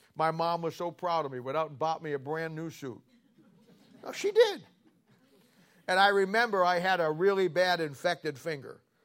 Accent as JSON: {"language": "English", "town": "Canton", "region": "Ohio", "country": "United States", "tie": "born or raised there", "moved": "yes", "said": "I'm from the Canton Baptist Temple, Doctor Harold Henniger. He's gone home to be with the Lord now. He or, they ordained me and sent me out back in the seventies, and I, I grew up there, got right. My mom and dad were charter members in that church"}